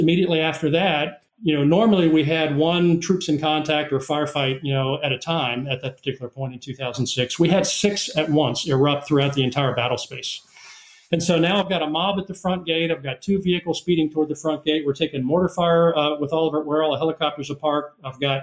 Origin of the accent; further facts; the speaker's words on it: South Carolina, United States; my home state of South Carolina